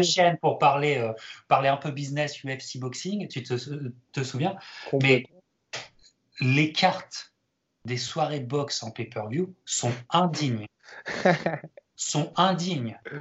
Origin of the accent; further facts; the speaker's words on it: France; en tant que Français